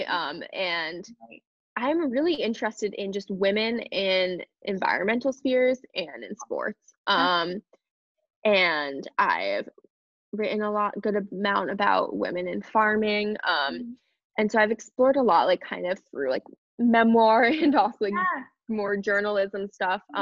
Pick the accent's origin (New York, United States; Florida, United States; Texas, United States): New York, United States; moved away; I'll probably be moving to New York, which is where I'm originally from. I was born in New York